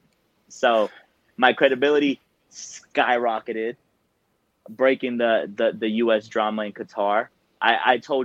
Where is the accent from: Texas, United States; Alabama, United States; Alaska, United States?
Texas, United States; Dallas; I am from Dallas.